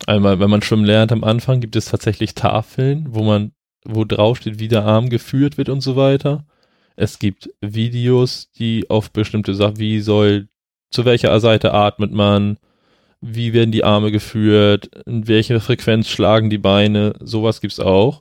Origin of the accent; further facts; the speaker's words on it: Flensburg, Schleswig-Holstein, Germany; ich komme ja aus Flensburg